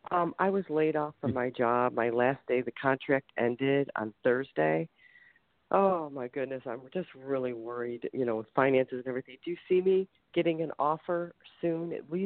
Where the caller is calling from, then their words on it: Ohio, United States; I'm calling from Ohio.